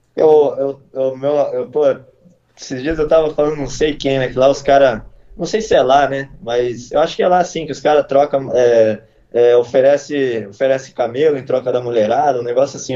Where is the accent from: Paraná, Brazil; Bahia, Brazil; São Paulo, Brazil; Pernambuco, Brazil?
São Paulo, Brazil; Campinas; Eu sou do Dick, né, aqui de Campinas. O Dick é um bairro, porra, eu era quebrada, né? Quando eu, eu cresci quebrado